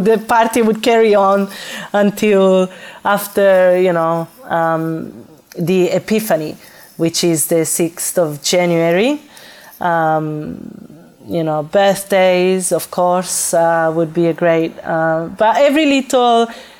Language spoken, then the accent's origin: English; Florence, Tuscany, Italy; moved away as an adult; also born or lived in Calabria / Naples / Milan; now in Australia; But I was born in Calabria, and my family moved to Florence when I was very young, so that's where I grew up.